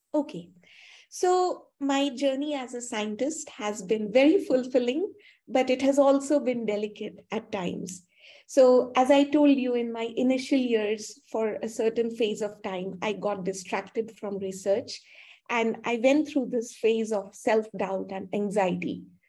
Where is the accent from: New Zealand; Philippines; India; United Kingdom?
India; also born or lived in Canada; I'm from India, and my school and undergraduate studies were done here